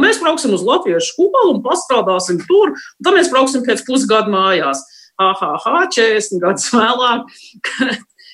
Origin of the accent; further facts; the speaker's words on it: United States; mēs uzaugām Amerikā, Amerikas brīvības vērtībām